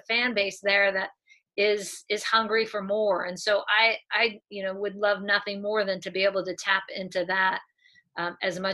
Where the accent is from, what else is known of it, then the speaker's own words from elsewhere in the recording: Southern California, United States; I grew up here in Southern California. I've lived here most of my life